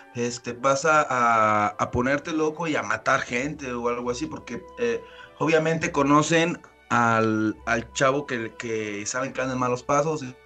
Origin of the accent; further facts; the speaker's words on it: Mexico City, Mexico; moved away; yo nací en el DF propiamente